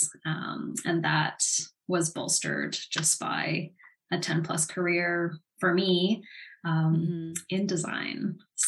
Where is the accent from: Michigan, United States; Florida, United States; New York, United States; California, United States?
California, United States; Los Angeles; now in Vancouver, Canada; I was born on Tongva territory, also known as Los Angeles